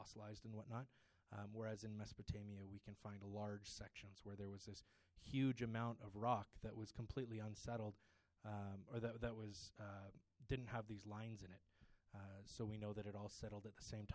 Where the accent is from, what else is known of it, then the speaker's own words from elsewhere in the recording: Ontario, Canada; I grew up in Ontario where it's very liberal